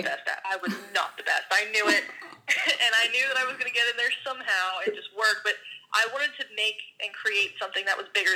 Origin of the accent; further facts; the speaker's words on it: Washington, District of Columbia, United States; also born or lived in Kansas City; the Washington Spirit, my hometown team of D.C.